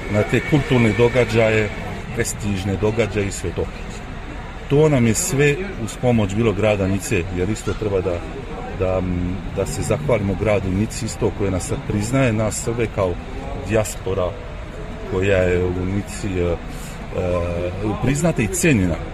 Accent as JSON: {"language": "Croatian", "area": "near Lyon", "region": "Auvergne-Rhône-Alpes", "country": "France", "tie": "born or raised there", "also_born_or_lived": "French Riviera", "said": "Ja sam isto a, dete a, djaspori, ja sam rođen ovde u Francuskoj, blizu Liona"}